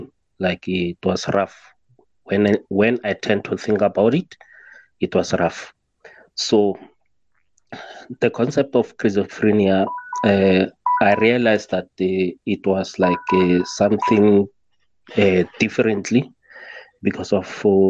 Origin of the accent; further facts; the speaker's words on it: South Africa; I'm from South Africa